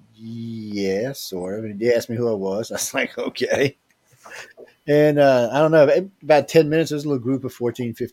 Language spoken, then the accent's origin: English; New Orleans, Louisiana, United States; I'm from New Orleans on the Gulf Coast